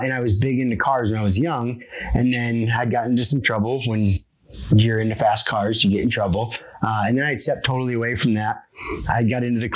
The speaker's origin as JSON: {"language": "English", "region": "Midwest", "country": "United States", "said": "I'm from the Midwest."}